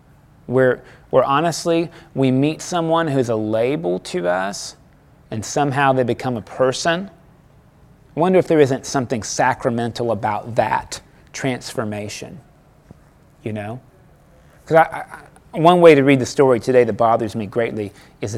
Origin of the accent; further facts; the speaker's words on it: United States; As an American